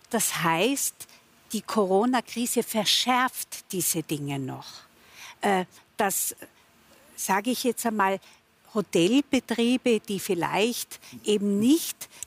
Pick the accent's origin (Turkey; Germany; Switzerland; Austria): Austria; Tyrol; wir in Tirol sagt unser Landeshauptmann, ich bin Tirolerin